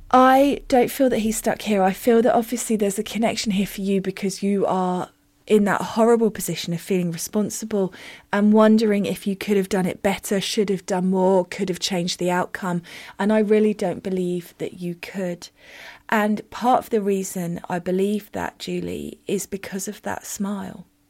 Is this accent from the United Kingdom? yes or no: yes; United Kingdom; I'm very British